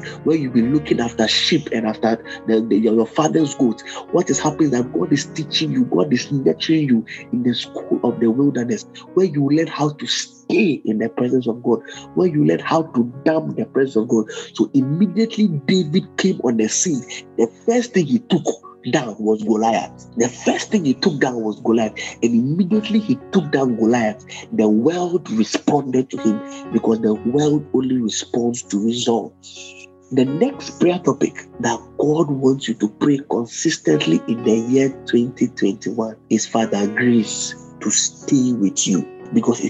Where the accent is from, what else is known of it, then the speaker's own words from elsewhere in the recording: Ghana; I'm a Ghanaian